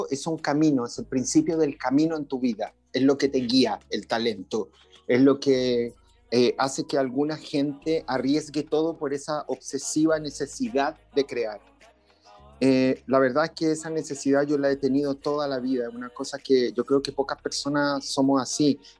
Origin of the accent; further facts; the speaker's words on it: Medellín, Antioquia, Colombia; also born or lived in Chile; nosotros nos fuimos de Chile el 73 y nos fuimos a vivir, yo recién nacido, a Colombia, a Medellín, donde vivimos por casi 10 años.